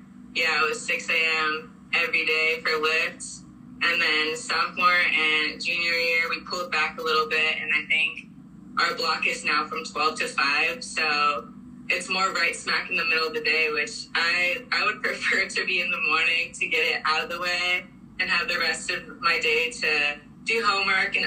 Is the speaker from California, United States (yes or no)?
yes; Orange, California, United States; moved away as an adult; now in Columbus, United States; I'm from California